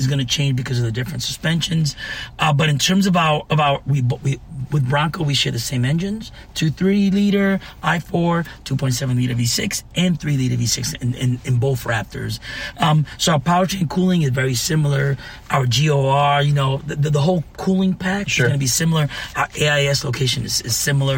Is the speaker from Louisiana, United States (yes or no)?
no; New York City, New York, United States; moved away; First generation Dominican American. That's right. Born and raised in Brooklyn, New York